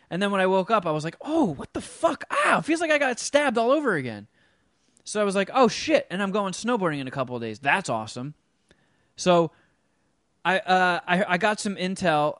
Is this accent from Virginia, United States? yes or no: no; New Jersey, United States; moved away; growing up in Jersey